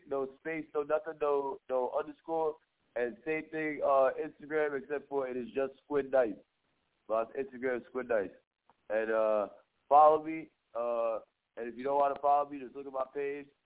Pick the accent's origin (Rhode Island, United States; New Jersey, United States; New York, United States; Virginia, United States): New York, United States; Staten Island; Oh, I'm uh I'm from Staten Island, New York. I'm from Port Richmond, Staten Island, and uh, uh, I just been on this New York shit my whole life